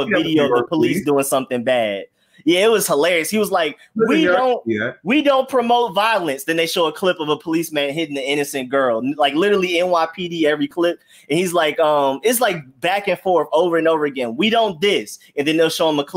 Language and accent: English; Atlanta, Georgia, United States; I'm from Atlanta.